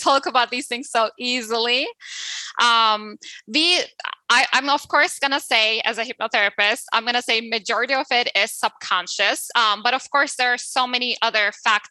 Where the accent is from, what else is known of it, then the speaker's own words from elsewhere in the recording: Turkey; I'm coming from Turkey. So in Turkey, it's more male dominant culture, right?